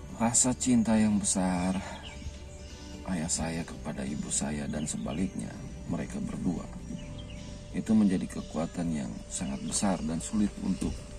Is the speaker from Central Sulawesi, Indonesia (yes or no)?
yes; Tentena, Central Sulawesi, Indonesia; saya berasal dari Tentena.